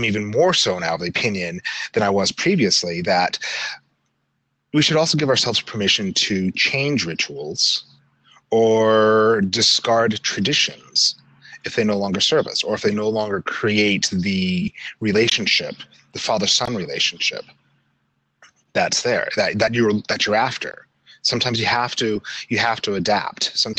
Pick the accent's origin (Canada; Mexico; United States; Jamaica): United States; Salt Lake City, Utah; I grew up in Salt Lake City